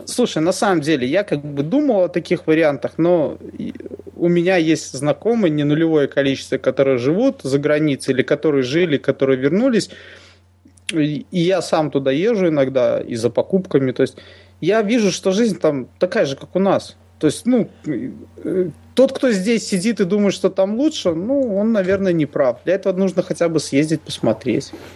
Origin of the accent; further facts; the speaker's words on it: Minsk, Belarus; мы коренные минчане